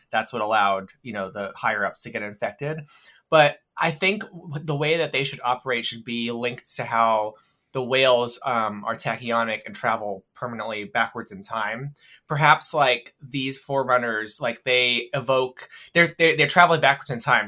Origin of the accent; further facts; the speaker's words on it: United States; I'm an American